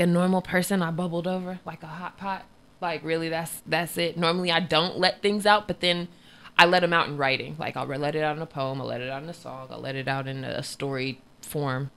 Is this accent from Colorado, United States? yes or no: no; Vallejo, California, United States; moved away as an adult; now in Vacaville, United States; Growing up in Vallejo